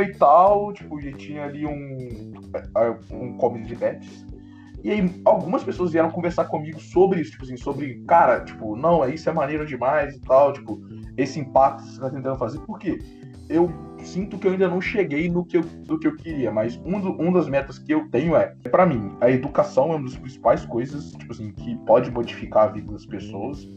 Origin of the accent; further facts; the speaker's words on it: Guarani, Brazil; sou de Guarani